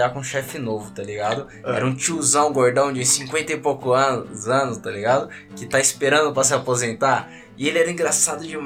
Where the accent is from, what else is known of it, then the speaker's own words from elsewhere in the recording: Brazil; mais culacho, porque aí, como bom brasileiro, eu meti a carteirada, né?